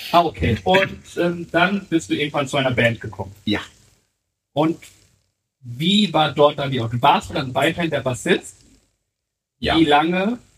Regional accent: Harburg, Hamburg, Germany; Ähm, aber nein, ich bin wirklich äh, gebürtiger Harburger und bin da auch nie weggezogen.

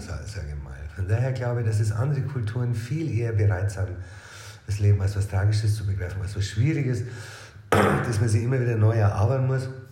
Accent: Regensburg, Bavaria, Germany; Ursprünglich aus Regensburg. Born and raised in town

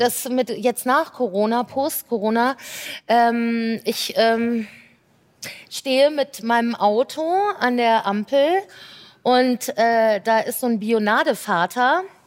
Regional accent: Belgium; ich bin ja Belgierin halb

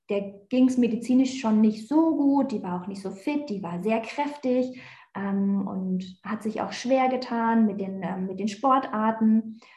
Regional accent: Berlin, Germany; Ich bin ja eigentlich Berliner Göre, ich komme aus Berlin

